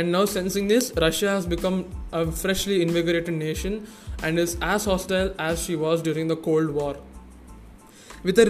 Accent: India; Since I'm an Indian

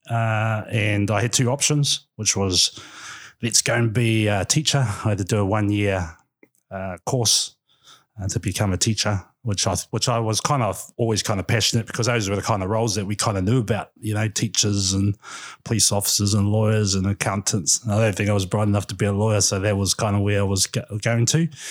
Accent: Gisborne, New Zealand; moved away as an adult; also born or lived in Auckland / Wellington; born and bred, uh, Gisborne boy

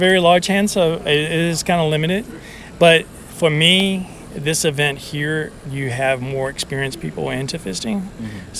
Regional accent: Norfolk, Virginia, United States; I come from Norfolk, Virginia.

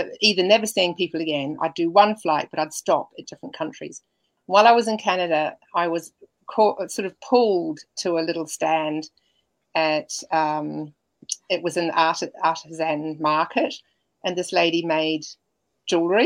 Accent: New Zealand; also born or lived in Germany; now in Australia; I'm a New Zealander, I was able to come in and live here

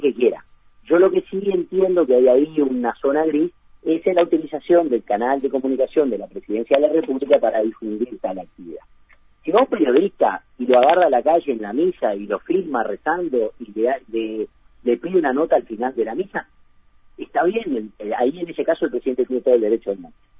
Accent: Uruguay; nosotros los uruguayos

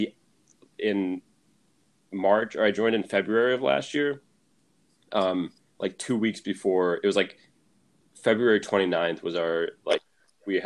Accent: Syracuse, New York, United States; moved away as an adult; now in Los Angeles, United States; I had never lived anywhere outside of Syracuse

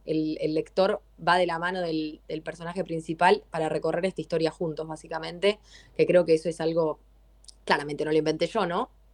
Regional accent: Adrogué, Buenos Aires Province, Argentina; Yo soy de Adrogué

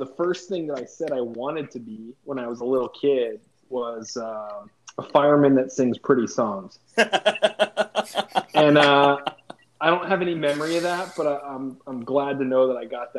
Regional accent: Pennsylvania, United States; I usually answer that question by just saying Pennsylvania, because I was born in Western PA, spent a good chunk of my childhood in North Central PA, and then most recently, Eastern Pennsylvania, Philadelphia, now the Lehigh Valley

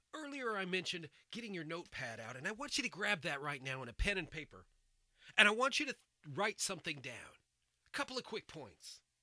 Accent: United States; I'm an American. I was born and raised here.

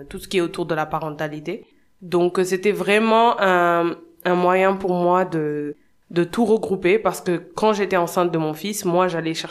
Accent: Senegal; also born or lived in United States; je suis née et j'ai grandi au Sénégal. J'ai eu mon bac euh, en 2011, puis je suis allée aux États-Unis étudier pendant 5 ans. Ensuite, je suis revenue

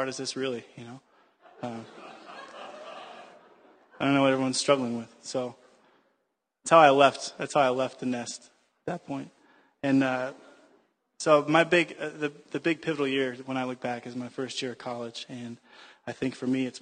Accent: United States; I am American

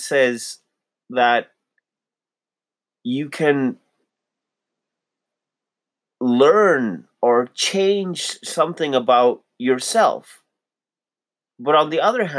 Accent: Pakistan; also born or lived in Toronto, Canada; now in Calgary, Canada; I'm a Pakistani Muslim

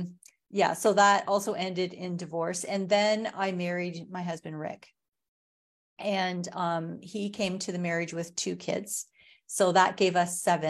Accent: Watford, Ontario, Canada; now in Sarnia, Canada; I grew up in Ontario. I live in Sarnia now. I grew up outside of Watford, a little town in the country on a farm.

